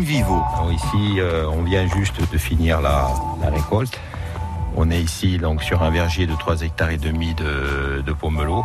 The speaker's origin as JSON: {"language": "French", "town": "Paris", "region": "Île-de-France", "country": "France", "tie": "born or raised there", "moved": "yes", "lives_now": "Bastia, France", "said": "je suis issu du 19e, donc euh, c'était mm. un petit village hein, dans Paris"}